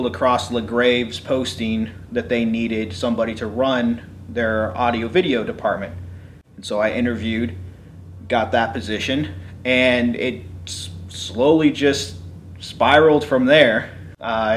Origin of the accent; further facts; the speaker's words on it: California, United States; moved away as an adult; also born or lived in Waynesburg, Pennsylvania; I grew up in California.